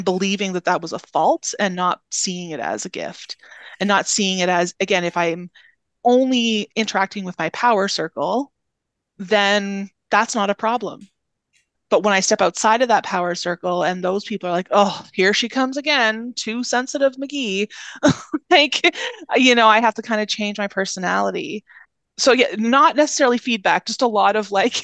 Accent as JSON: {"language": "English", "region": "Northern Ontario", "country": "Canada", "moved": "yes", "said": "I'm originally from Northern Ontario"}